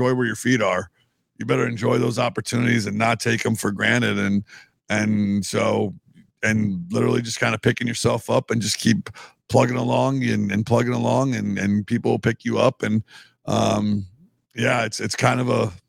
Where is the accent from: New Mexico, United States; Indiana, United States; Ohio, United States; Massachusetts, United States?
Indiana, United States; La Porte; moved away as an adult; also born or lived in Chicago, Illinois / Blair, Nebraska / Kearney, Nebraska; now in Nebraska, United States; I'm from back east, you know, east of the Mississippi. I'm from LaPorte, Indiana